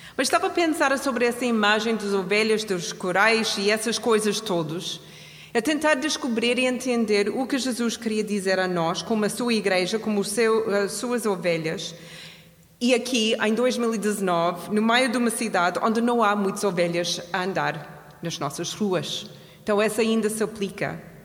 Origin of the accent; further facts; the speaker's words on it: Canada; now in Portugal; Eu sou do Canadá